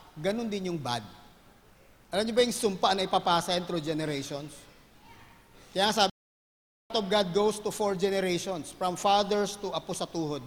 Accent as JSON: {"language": "Tagalog", "town": "Manila", "region": "Metro Manila", "country": "Philippines", "tie": "born or raised there", "said": "I grew up in Manila."}